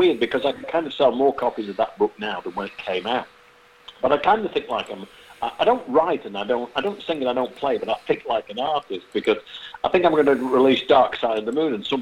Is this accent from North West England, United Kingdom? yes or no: yes; Manchester, North West England, United Kingdom; moved away; It happened in my home city. I'm actually from Manchester